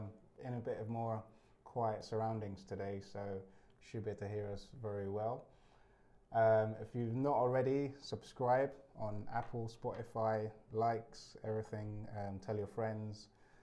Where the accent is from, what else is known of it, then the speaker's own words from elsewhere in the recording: Ireland; Yeah, somewhere along the lines. Yeah. I'm Irish.